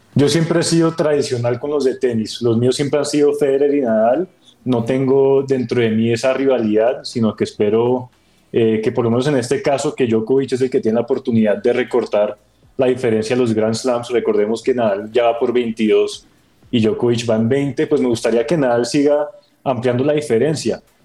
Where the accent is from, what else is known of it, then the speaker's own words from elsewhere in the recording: Colombia; nosotros como colombianos